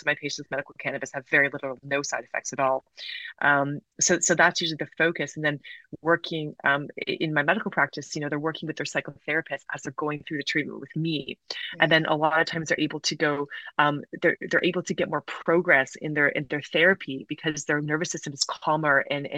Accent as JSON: {"language": "English", "region": "South Carolina", "country": "United States", "tie": "born or raised there", "said": "I grew up in the southern United States. I'm Canadian and British, but my dad worked in the States for many years, and I grew up in South Carolina, so very conservative state."}